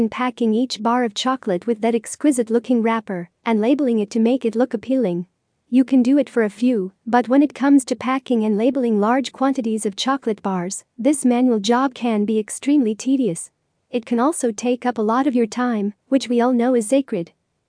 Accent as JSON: {"language": "English", "town": "Zahle", "region": "Beqaa", "country": "Lebanon", "said": "Hi, I'm from Zale, Becca, Lebanon."}